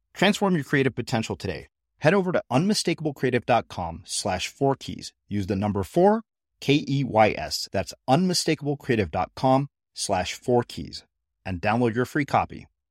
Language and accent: English; United States; one of being an Indian American and one of being raised by Indian parents